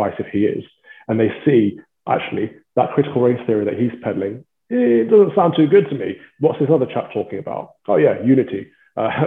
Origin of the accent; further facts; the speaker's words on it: Midlands, United Kingdom; moved away; as a child growing up in the Midlands, I was the only black kid in my school